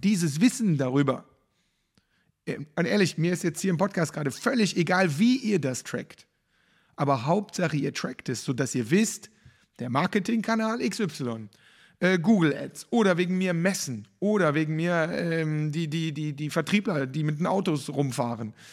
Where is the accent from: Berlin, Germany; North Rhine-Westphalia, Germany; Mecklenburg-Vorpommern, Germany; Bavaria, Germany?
North Rhine-Westphalia, Germany; Cologne; für mich als Kölner